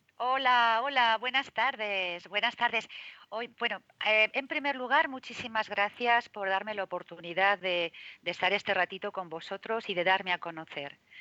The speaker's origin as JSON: {"language": "Spanish", "town": "Zaragoza", "region": "Aragon", "country": "Spain", "also_born_or_lived": "Madrid", "moved": "yes", "lives_now": "Marbella, Spain", "said": "en Zaragoza, mm, de donde yo soy"}